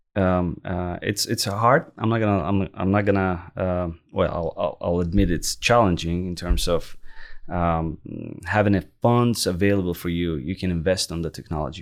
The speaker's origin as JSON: {"language": "English", "town": "Baku", "country": "Azerbaijan", "tie": "born or raised there", "also_born_or_lived": "Lafayette, Louisiana", "moved": "as an adult", "lives_now": "Canada", "said": "I was born and raised in Baku, Azerbaijan"}